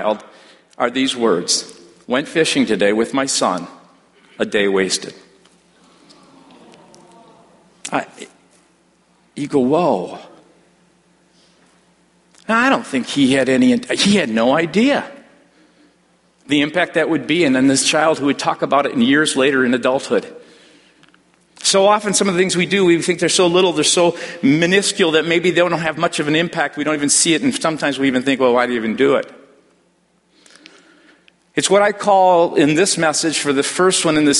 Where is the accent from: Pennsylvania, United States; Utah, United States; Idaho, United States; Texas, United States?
Texas, United States; I'm from Texas